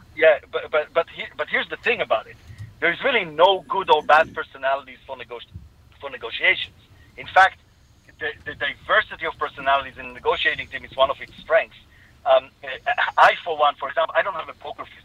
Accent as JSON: {"language": "English", "country": "Israel", "accent": "Israeli", "said": "from my accent you can hear I'm Israeli"}